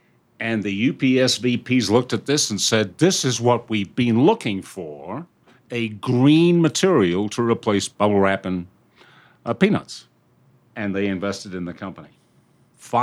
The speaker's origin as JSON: {"language": "English", "country": "United Kingdom", "moved": "as an adult", "lives_now": "United States", "said": "I'm a Brit, and I came over here a long time ago."}